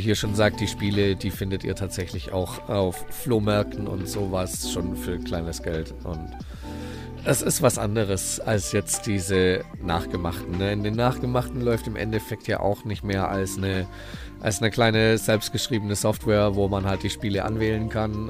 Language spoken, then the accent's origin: German; Heidelberg, Baden-Württemberg, Germany; Ich bin da tatsächlich die ersten zehn Jahre meines Lebens, so bis zur vierten Klasse, äh, im, im, im, schlimmsten Viertel der Stadt wirklich aufgewachsen.